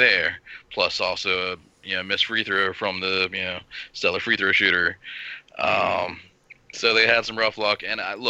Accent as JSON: {"language": "English", "region": "Virginia", "country": "United States", "tie": "born or raised there", "said": "I'm born and raised in Virginia"}